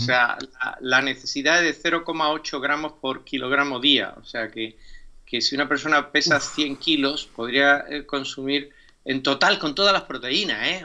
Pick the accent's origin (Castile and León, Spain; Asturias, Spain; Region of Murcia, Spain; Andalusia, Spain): Andalusia, Spain; Málaga; soy malagueño